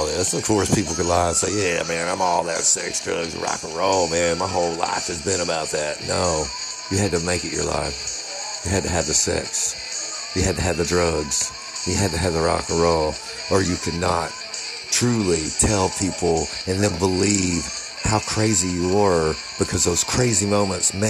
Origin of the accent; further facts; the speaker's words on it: Tyler, Texas, United States; I'm from Tyler, Texas.